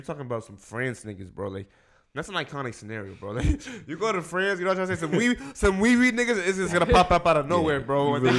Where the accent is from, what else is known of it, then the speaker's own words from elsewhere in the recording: New York, United States; I'm happy as fuck I'm from New York, bro.